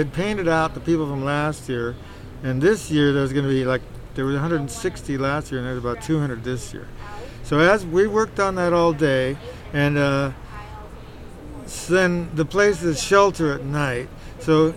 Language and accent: English; Palo Alto, California, United States; I grew up in Palo Alto and finished school around here